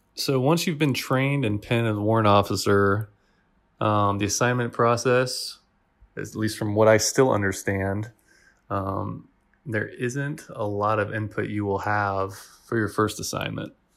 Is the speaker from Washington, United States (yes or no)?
yes; Washington, United States; moved away as an adult; also born or lived in Italy / Germany; now in Kuwait; all of my family, and I grew up in Washington, so, you know, I'm biased towards Washington State.